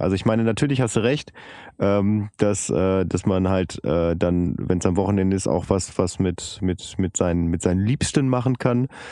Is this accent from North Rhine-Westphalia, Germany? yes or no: yes; Bielefeld, North Rhine-Westphalia, Germany; moved away; ich bin zwar in Bielefeld geboren und aufgewachsen, aber wirklich am, am letzten Zipfel von Bielefeld, das ist Bielefeld-Ubedissen